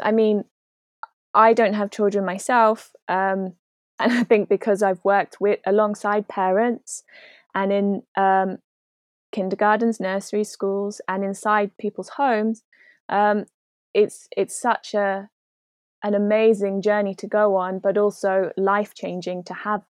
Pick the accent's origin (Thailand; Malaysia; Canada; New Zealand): New Zealand; moved away as an adult; now in United Kingdom; about 4 years ago now, I moved from New Zealand to the UK to be with my boyfriend.